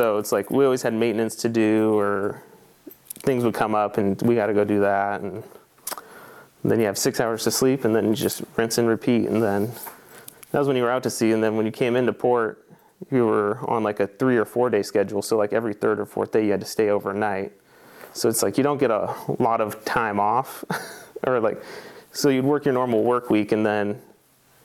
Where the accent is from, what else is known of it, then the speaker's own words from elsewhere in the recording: Astoria, Oregon, United States; I was born and raised in Astoria, Oregon, so on the very northwestern tip, right at the mouth of the river